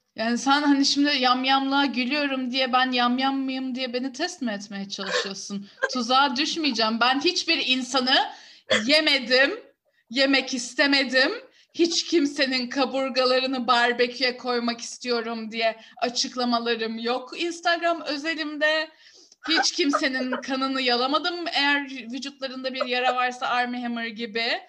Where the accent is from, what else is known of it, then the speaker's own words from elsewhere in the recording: Istanbul, Turkey; Herkes kendi memleketinden gazete getirsin, yerel gazeteleri anlatsın diye ben de Kadıköy gazetesi götürdüm